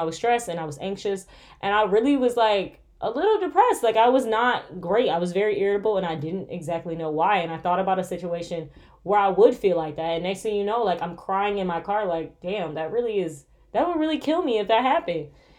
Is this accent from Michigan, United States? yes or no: yes; Michigan, United States; Guys, I'm from Michigan, okay? Us Michiganders, when we say cold, it be negative.